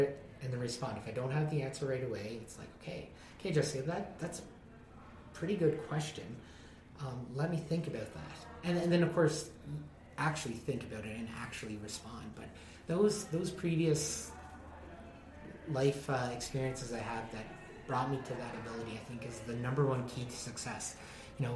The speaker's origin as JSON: {"language": "English", "region": "East Coast", "country": "Canada", "moved": "yes", "lives_now": "Hinton, Canada", "said": "I'm from the East Coast"}